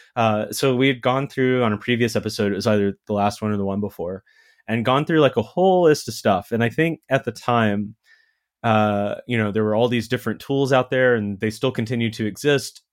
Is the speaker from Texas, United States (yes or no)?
yes; Texas, United States; American kid growing up in Texas